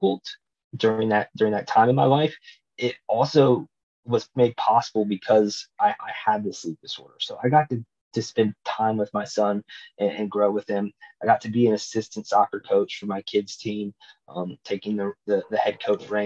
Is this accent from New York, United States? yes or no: no; Nashville, Tennessee, United States; to be in my hometown